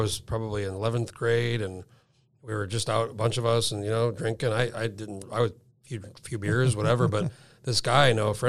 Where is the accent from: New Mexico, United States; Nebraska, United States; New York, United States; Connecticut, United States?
New Mexico, United States; Rio Rancho; So I'm from Rio Rancho, if you know. You don't drive through that, but you'd see the turnoff.